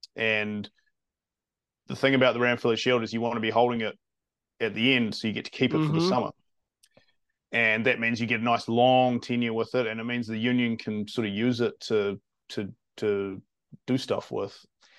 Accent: Wellington, New Zealand; I'm from Wellington.

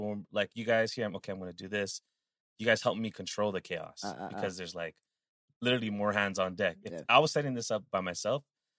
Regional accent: Hawaii, United States; I'm from Hawaii. … It's my thing.

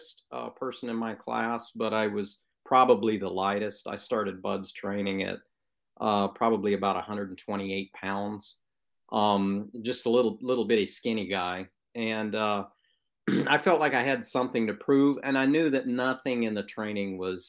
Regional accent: Western Oklahoma, United States; moved away; I grew up in Western Oklahoma, out in farm country, where the wind blows and the wheat grows.

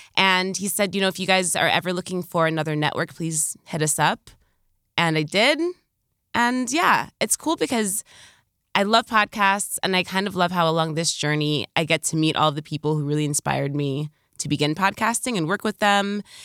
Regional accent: New York, United States; as a New Yorker

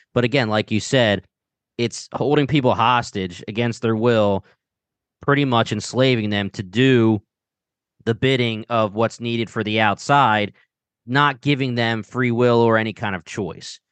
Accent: Delaware County, Pennsylvania, United States; accent: Delco; got my little accent

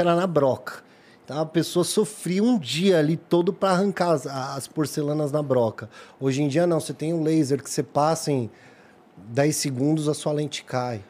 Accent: São Paulo, Brazil; nasci criado no Jardim Peri

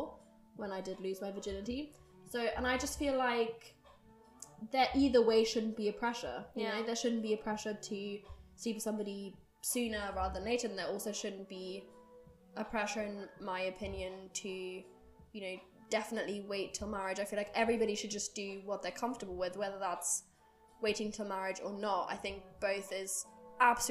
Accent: Germany; I grew up in Germany

